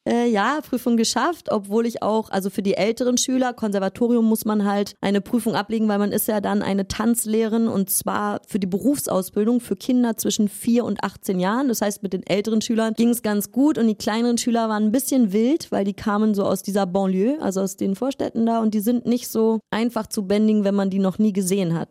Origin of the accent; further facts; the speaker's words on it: Berlin, Germany; moved away; also born or lived in Riga, Latvia / France; ich komme aus Berlin, und äh, ich habe eine Tanzausbildung in Berlin angefangen